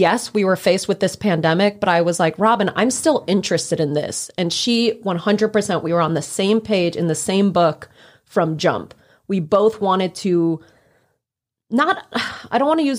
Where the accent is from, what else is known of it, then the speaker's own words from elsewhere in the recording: New York, United States; also born or lived in Chicago; now in Memphis, United States; I'm from New York originally